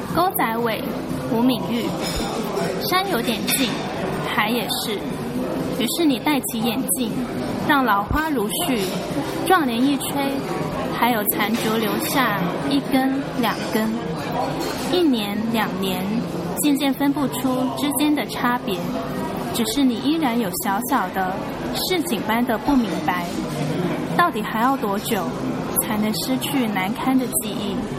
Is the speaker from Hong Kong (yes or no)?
yes; Hong Kong; Chinese is a second language; also born or lived in Zhongshan, Guangdong, China; 小学二三年级来的香港